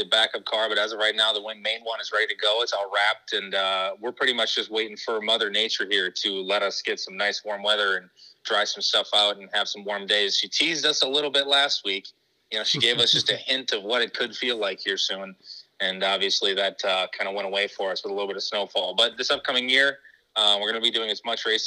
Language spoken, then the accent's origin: English; Arlington, Minnesota, United States; now in Rochester, United States; I am from Arlington, Minnesota originally. I then moved to Minnetonka, and that's where I played football and did all that stuff up there